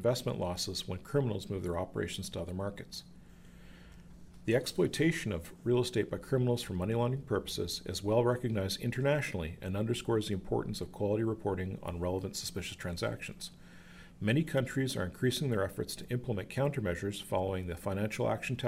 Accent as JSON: {"language": "English", "region": "Alberta", "country": "Canada", "tie": "born or raised there", "also_born_or_lived": "Edmonton / Calgary", "moved": "yes", "lives_now": "Vancouver, Canada", "said": "While I live in Vancouver now, I'm proud to say I was born in Alberta. My father was involved in oil and gas industry, and I spent my formative years in Edmonton and Calgary"}